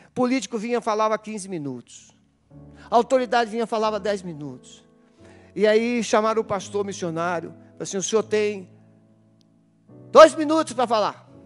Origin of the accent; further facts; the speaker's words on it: Brazil; nós somos brasileiros